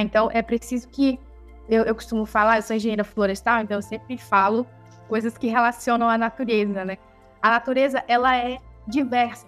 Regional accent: Amazon, Brazil; Eu mesma nasci, né? Me criei na Amazônia, aqui tomando banho nesses rios.

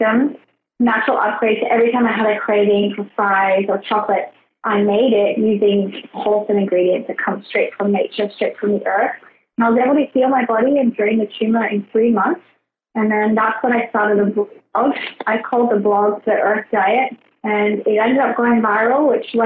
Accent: Australia; also born or lived in Brisbane; So I grew up in Australia. I grew up in Outback Australia.

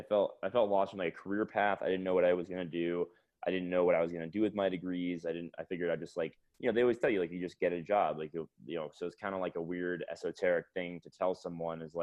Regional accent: Fort Lauderdale, Florida, United States; moved away as an adult; also born or lived in Atlanta, Georgia / Connecticut / Seattle; now in Denver, United States; I grew up in South Florida in Fort Lauderdale

